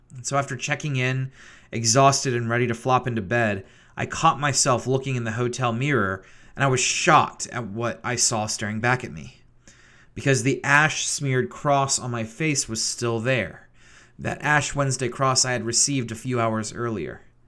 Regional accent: Richmond, Virginia, United States; moved away as an adult; also born or lived in Grove City, Pennsylvania; Richmond, Virginia, my hometown

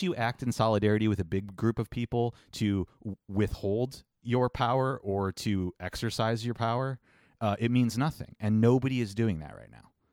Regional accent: Cleveland, Ohio, United States; we're from Cleveland

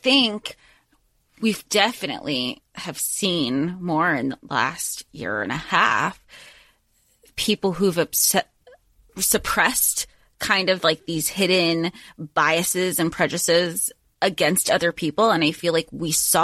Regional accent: the South, United States; growing up in the South.

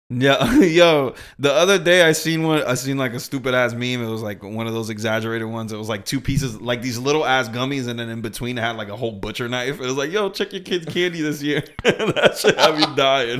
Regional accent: Boston, Massachusetts, United States; I grew up in Boston

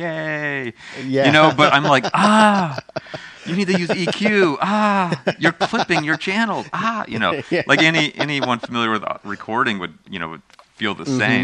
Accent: Midwest, United States; I grew up in the United States where we have all this rock

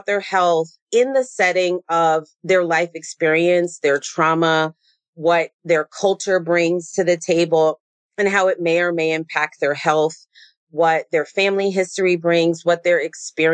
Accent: San Diego, California, United States; I grew up in San Diego

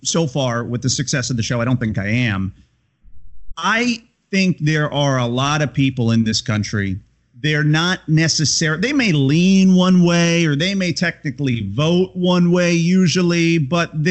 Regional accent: Tampa, Florida, United States; moved away as an adult; also born or lived in Connecticut / Chicago; I moved back to my hometown here in Tampa Bay

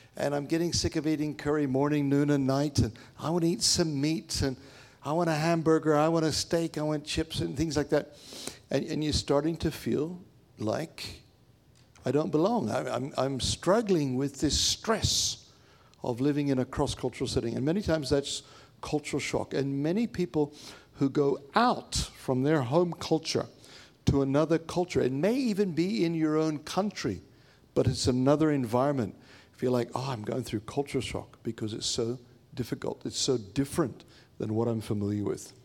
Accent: Papua New Guinea; moved away; also born or lived in India; I grew up in Papua New Guinea

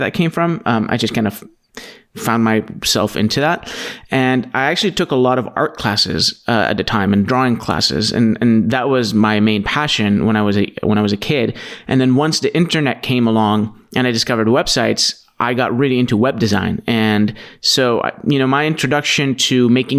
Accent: Aleppo, Aleppo Governorate, Syria; now in United States; So where I'm from is Aleppo, Syria.

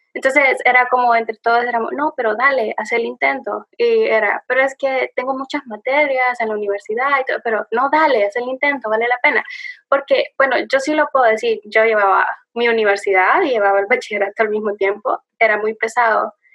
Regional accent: El Salvador; moved away as an adult; now in Washington, D.C., United States; soy del Salvador, un país muy chiquitito en Centroamérica, pero bonito

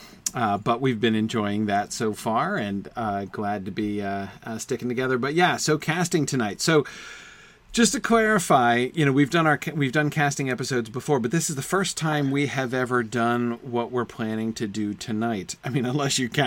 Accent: Amherst, New Hampshire, United States; I lived in the town of Amherst, New Hampshire. That was my hometown when I lived here before I went off to college

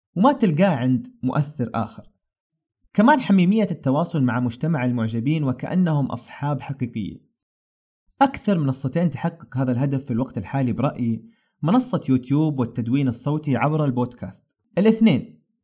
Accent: Saudi Arabia; صنعتنا كسعوديين

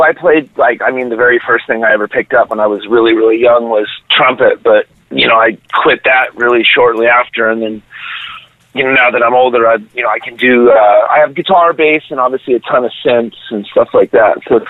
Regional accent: San Diego, California, United States; also born or lived in Los Angeles, California; No, I grew up in San Diego, but was born in L.A.

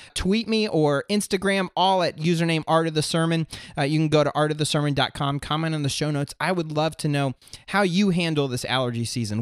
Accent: Florida, United States; moved away as an adult; now in southeastern United States; I grew up and lived in Florida up until last summer.

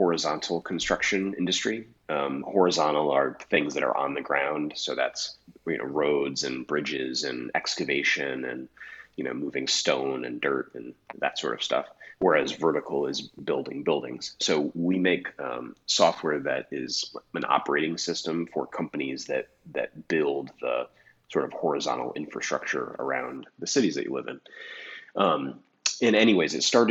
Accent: Albany, New York, United States; also born or lived in Boston / Connecticut / Chicago; now in Johnson County, Kansas, United States; I grew up in Albany, New York, and then lived in Boston, New York City, and Connecticut

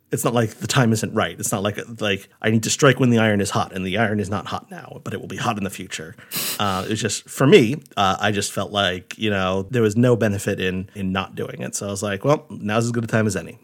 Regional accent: Rhode Island, United States; moved away as an adult; my parents' house, the house where I grew up in Rhode

